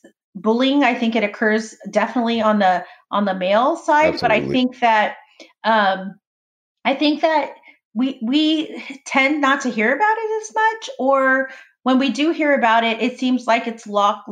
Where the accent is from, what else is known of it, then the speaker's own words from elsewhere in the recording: Orange County, California, United States; I grew up in Orange County